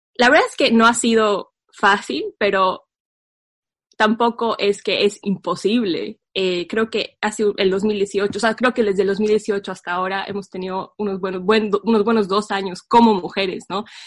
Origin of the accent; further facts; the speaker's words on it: La Paz, Bolivia; nuestra hermosa ciudad